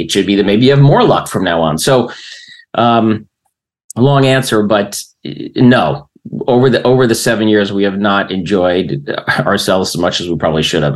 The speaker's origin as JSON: {"language": "English", "town": "Springfield", "region": "New Jersey", "country": "United States", "tie": "born or raised there", "also_born_or_lived": "Bayonne, New Jersey", "said": "in 1970, they moved out to the burbs"}